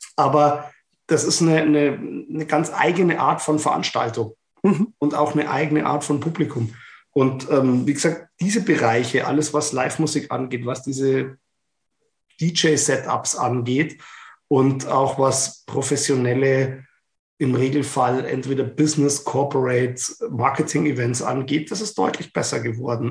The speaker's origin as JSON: {"language": "German", "town": "Ingolstadt", "region": "Bavaria", "country": "Germany", "said": "ich komme aus Ingolstadt"}